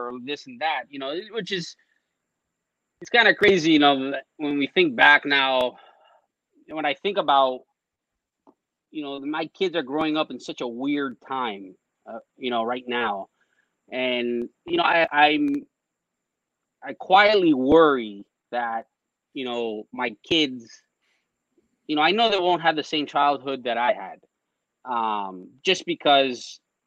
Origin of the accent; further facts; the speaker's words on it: Westchester, Florida, United States; I grew up in Westchester